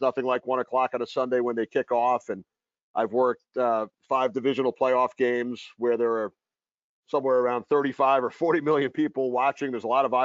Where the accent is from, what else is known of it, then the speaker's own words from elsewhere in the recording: New York, United States; I grew up in New York going to Rangers games at the Garden